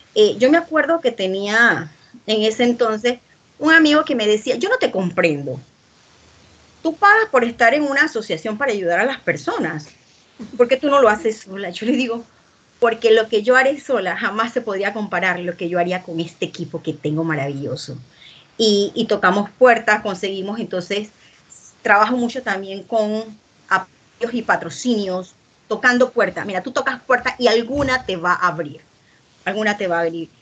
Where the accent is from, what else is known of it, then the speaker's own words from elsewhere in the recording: Panama; el poema de mi tierra, que es un poema dedicado al café de Panamá